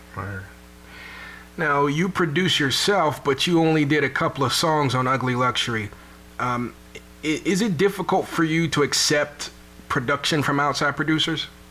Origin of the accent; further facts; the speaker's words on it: Chicago, Illinois, United States; I'm from Chicago